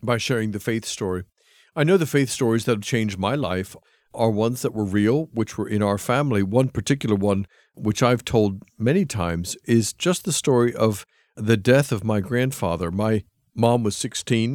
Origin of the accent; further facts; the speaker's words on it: United States; moved away as an adult; also born or lived in England; I come back to my home country of America. I left when I was about twenty-five